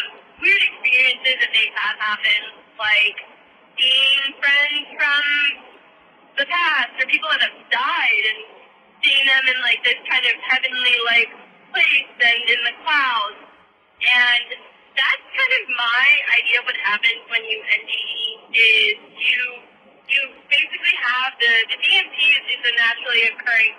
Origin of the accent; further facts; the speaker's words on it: Outer Banks, North Carolina, United States; I grew up on the Outer Banks of North Carolina